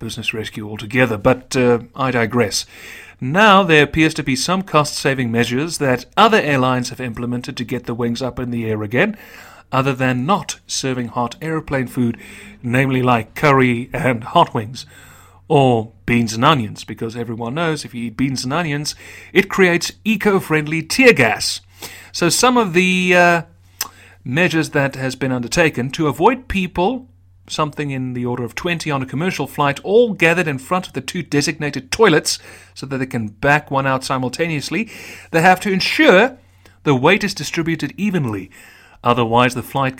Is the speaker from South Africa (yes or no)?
yes; South Africa; my heritage is not only a Dutch South African, which is my primary allegiance, but a lot of the character traits of the Irish